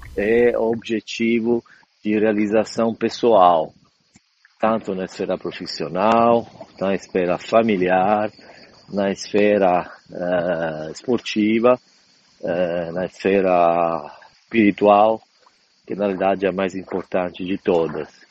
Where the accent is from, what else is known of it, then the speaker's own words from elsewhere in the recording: Palermo, Sicily, Italy; Portuguese is a second language; moved away as an adult; also born or lived in Brazil; now in São Paulo, Brazil; Eu nasci na Itália, Palermo, capital da Sicília, e há 31 anos moro no Brasil